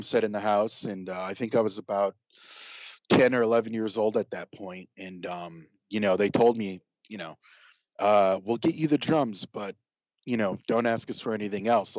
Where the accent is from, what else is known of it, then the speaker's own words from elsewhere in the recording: Rochester, New York, United States; now in Los Angeles, United States; I was born and raised in Rochester, New York